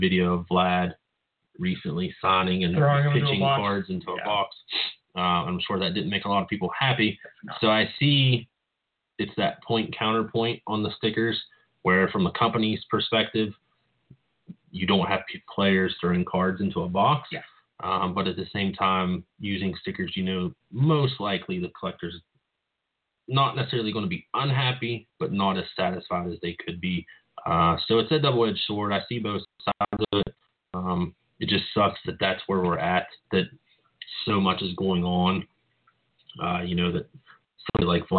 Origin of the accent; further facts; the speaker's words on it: West Virginia, United States; my hometown, which is a very small town in West Virginia